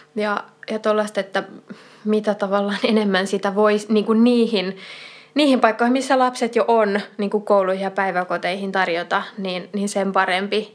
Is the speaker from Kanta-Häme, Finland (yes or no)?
yes; Kanta-Häme, Finland; olen siis kotoisin Etelä-Hämeestä